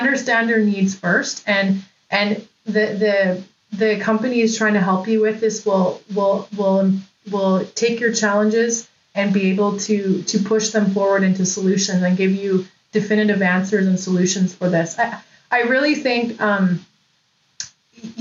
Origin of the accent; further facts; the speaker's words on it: Lower Mainland, British Columbia, Canada; I'm from the Lower Mainland in British Columbia